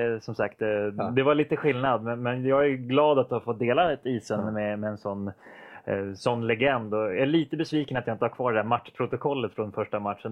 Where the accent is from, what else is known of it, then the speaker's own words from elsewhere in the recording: Västerås, Västmanland, Sweden; jag kom ju från Västerås och uppväxt i Västerås från början där